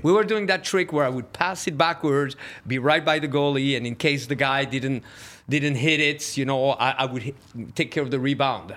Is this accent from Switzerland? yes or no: yes; Switzerland; moved away; I grew up in Switzerland